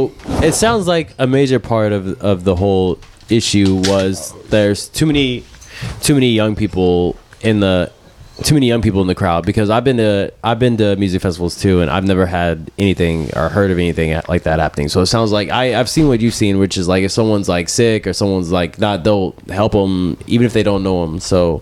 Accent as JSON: {"language": "English", "town": "Houston", "region": "Texas", "country": "United States", "tie": "born or raised there", "said": "I'm from Houston, born and raised, and I love Houston."}